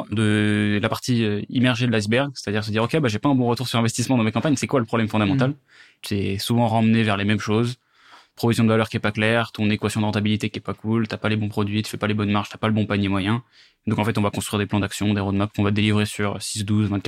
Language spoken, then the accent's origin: French; Versailles, Île-de-France, France; j'ai grandi à Versailles, euh, j'ai aujourd'hui 25 ans.